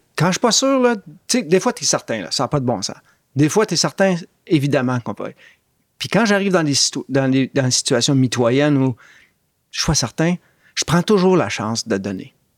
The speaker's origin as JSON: {"language": "French", "town": "Montreal", "region": "Quebec", "country": "Canada", "tie": "born or raised there", "also_born_or_lived": "Oxford, England / Toronto", "moved": "as an adult", "said": "J'étais un gars de Montréal-Nord"}